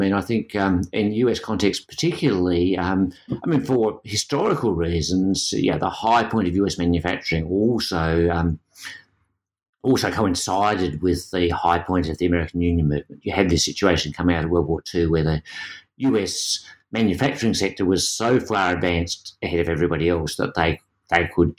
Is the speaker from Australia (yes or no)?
yes; Australia; being an Australian gives you a different perspective. Australia has the highest minimum wage in the world in real terms, and yet our labour market in most respects looks very like the US